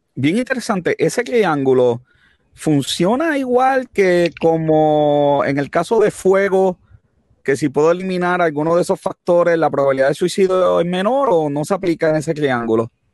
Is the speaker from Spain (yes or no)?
no; Puerto Rico; nos debe preocupar como puertorriqueños